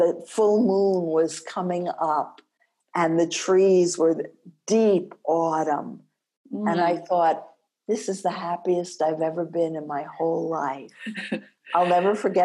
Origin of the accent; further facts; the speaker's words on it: East Coast, United States; also born or lived in Ann Arbor; now in New Mexico, United States; When you're from the East Coast, it haunts you for a long time